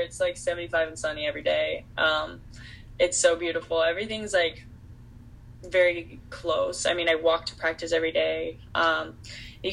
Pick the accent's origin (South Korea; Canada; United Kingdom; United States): United States; Texas; moved away; I'm from Texas originally